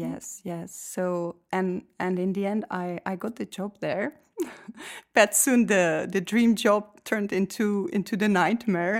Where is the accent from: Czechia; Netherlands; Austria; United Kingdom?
Czechia; moved away as an adult; now in Belgium; I come from Czech Republic